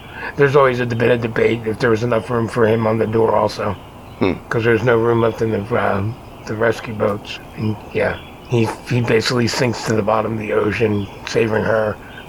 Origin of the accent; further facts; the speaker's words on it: Las Vegas, Nevada, United States; I'm from Las Vegas, and I say kill them all.